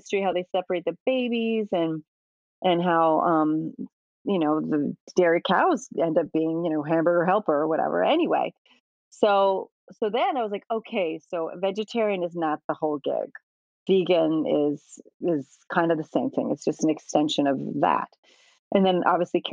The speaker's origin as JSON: {"language": "English", "region": "Midwest", "country": "United States", "tie": "born or raised there", "moved": "yes", "lives_now": "New York City, United States", "said": "I grew up in the Midwest from, you know, German and pioneer stock"}